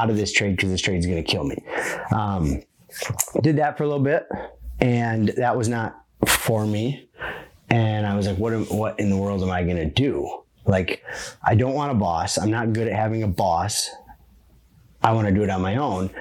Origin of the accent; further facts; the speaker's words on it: Midwest, United States; I'm from the Midwest.